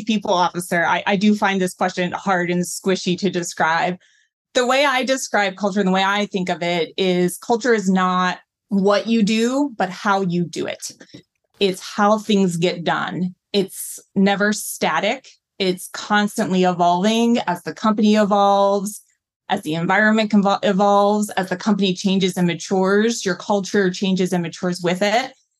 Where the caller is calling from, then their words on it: New York City, New York, United States; I'm joining from my apartment in New York City.